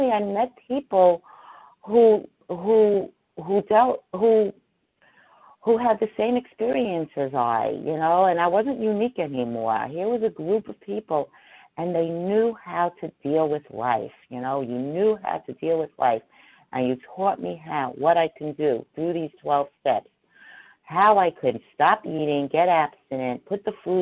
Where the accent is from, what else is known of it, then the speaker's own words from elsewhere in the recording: New York City, New York, United States; I too grew up in New York City, and I didn't grow up in Manhattan, but I grew up in the Bronx